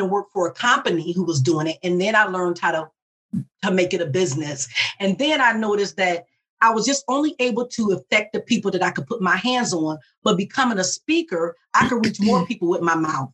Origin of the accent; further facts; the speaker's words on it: Detroit, Michigan, United States; I'm from Detroit. My mother worked at the plant